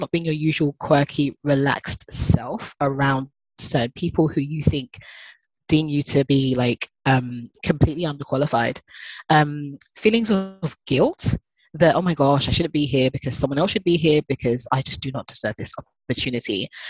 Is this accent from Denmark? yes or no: no; Ghana; being Ghanaian. Got two passports, a British passport and a Ghanaian passport. And I love being African and I love traveling back home